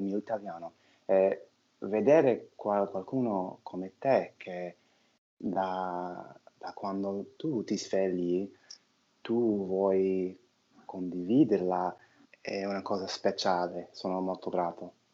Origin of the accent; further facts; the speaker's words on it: New York, United States; Italian is a second language; sono di New York, faccio l'attore